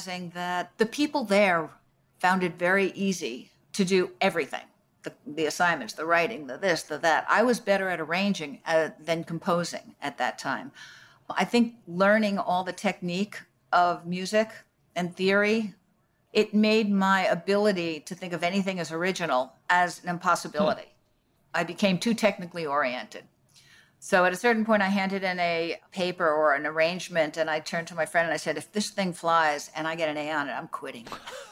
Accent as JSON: {"language": "English", "town": "Paramus", "region": "New Jersey", "country": "United States", "tie": "born or raised there", "moved": "as an adult", "said": "I grew up in Paramus, New Jersey."}